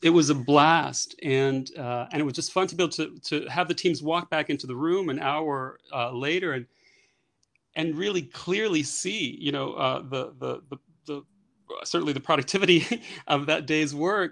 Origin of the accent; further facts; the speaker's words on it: New York City, New York, United States; moved away as an adult; now in Paris, France; born and raised in New York, actually born and raised in the Bronx in New York